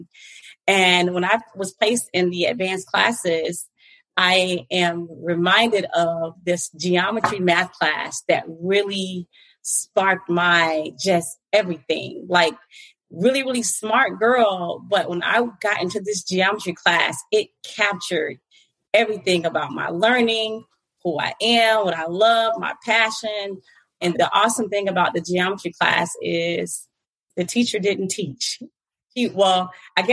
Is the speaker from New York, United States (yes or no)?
no; Fort Lauderdale, Florida, United States; moved away as an adult; now in Atlanta, United States; I was born and raised in the Fort Lauderdale Beach, Broward County area